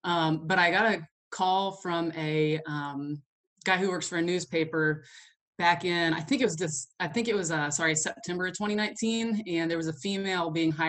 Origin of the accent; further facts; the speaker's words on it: Oklahoma, United States; I feel like it's not the same weather that I was used to from Kentucky, and it's definitely challenging me as an Oklahoman.